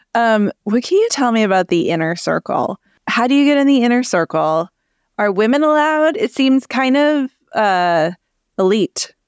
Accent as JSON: {"language": "English", "region": "Connecticut", "country": "United States", "tie": "born or raised there", "said": "I grew up in Connecticut"}